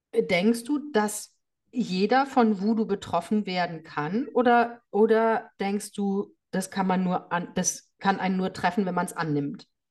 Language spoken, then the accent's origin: German; Germany; bei uns in Deutschland